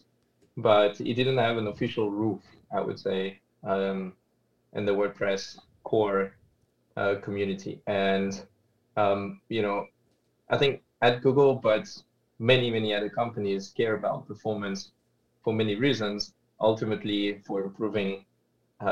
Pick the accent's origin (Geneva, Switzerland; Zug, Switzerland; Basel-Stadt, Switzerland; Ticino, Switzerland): Geneva, Switzerland; now in Zurich, Switzerland; I'm from Switzerland and originally from Geneva and now based in Zurich